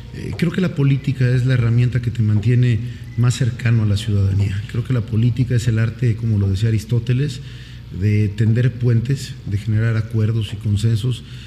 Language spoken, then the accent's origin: Spanish; Oaxaca de Juárez, Oaxaca, Mexico; also born or lived in Tuxtepec; nazco aquí en la ciudad de Oaxaca de Juárez un 2 de junio de 1988